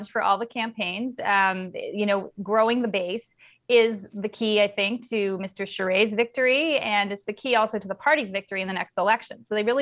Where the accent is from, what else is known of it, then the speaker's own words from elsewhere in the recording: Canada; as just a Canadian, never mind as a conservative